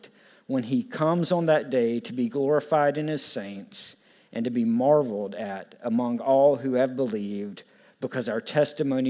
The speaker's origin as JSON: {"language": "English", "area": "the South, near Florence", "region": "South Carolina", "country": "United States", "tie": "born or raised there", "said": "I grew up in the South"}